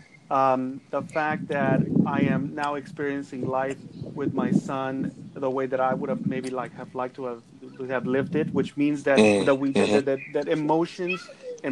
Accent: Mexico; also born or lived in Los Angeles, United States; now in United States; I'm originally from Mexico. I came here to the U.S. About 30 years ago

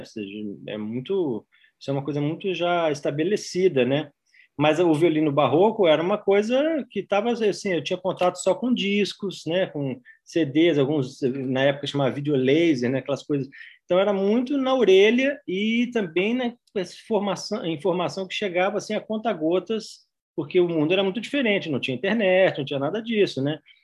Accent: Juiz de Fora, Minas Gerais, Brazil; Eu sou natural de Juiz de Fora, Minas Gerais

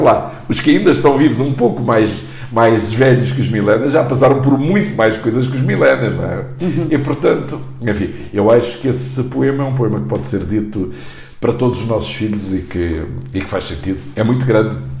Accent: Angola; now in Portugal; eu nasci em Angola

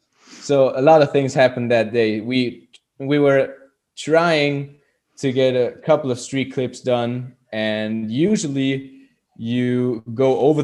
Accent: Austria

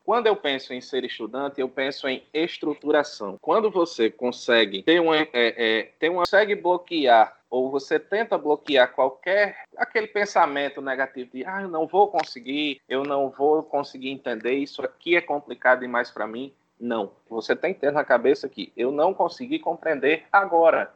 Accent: São Paulo do Potengi, Rio Grande do Norte, Brazil; sou de São Paulo do Potengi

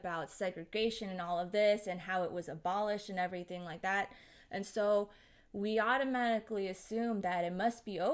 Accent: United States; I grew up here in America

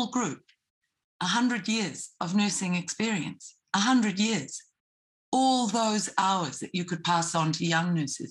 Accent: New Zealand; as a Kiwi, and I'm not a nurse

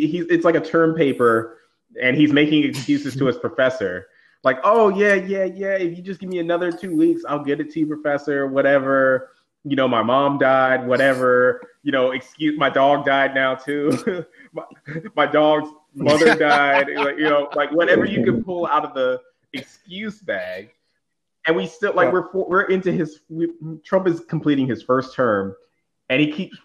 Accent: the South, United States; I'm from the South

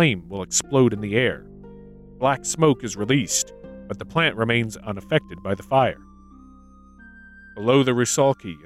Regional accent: United States; Growing up in America

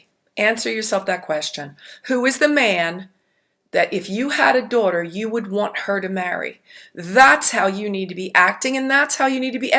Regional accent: New Jersey, United States; The Godfather series, along with Goodfellas, because I'm from Jersey and I love my mafia movies

